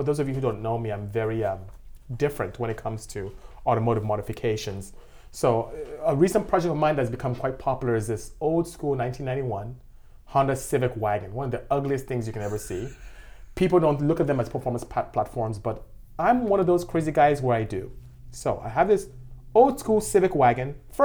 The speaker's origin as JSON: {"language": "English", "country": "Nigeria", "moved": "as an adult", "lives_now": "United States", "said": "As you can tell from how I speak, I'm not from here. I'm from West Africa, I'm from Nigeria to be exact, and I came here to go to school."}